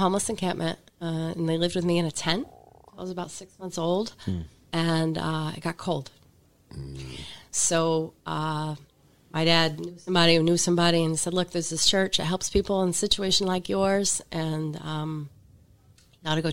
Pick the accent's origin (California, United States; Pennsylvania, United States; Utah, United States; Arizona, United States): Pennsylvania, United States; moved away as an adult; I'm from Pennsylvania. Left for a while, came back to Pennsylvania